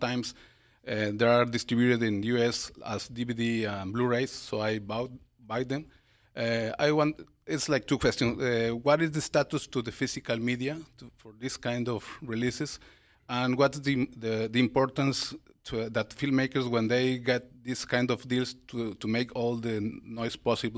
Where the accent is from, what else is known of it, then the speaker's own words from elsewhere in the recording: Mexico; I'm from Mexico.